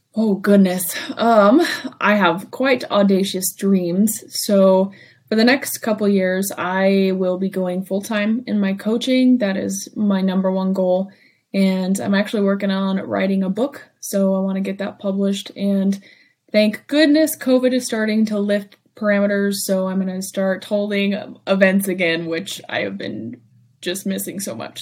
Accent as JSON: {"language": "English", "town": "Ely", "region": "Nevada", "country": "United States", "tie": "born or raised there", "said": "my hometown of Ely"}